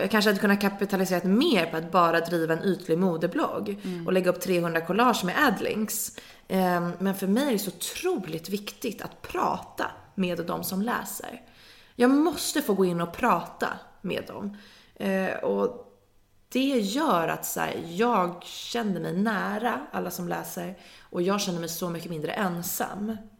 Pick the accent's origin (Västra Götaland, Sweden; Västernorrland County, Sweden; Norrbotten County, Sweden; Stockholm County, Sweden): Stockholm County, Sweden; Nacka; jag är från Nacka